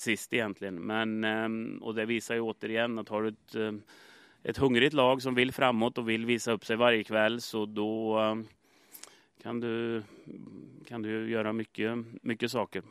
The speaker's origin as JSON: {"language": "Swedish", "country": "Sweden", "moved": "as an adult", "said": "jag kommer som nobody från Sverige"}